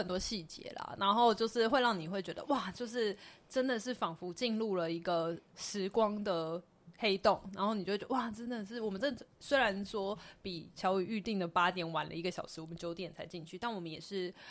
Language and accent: Chinese; Taiwan; 拍这样台湾人啦，我们台湾人啦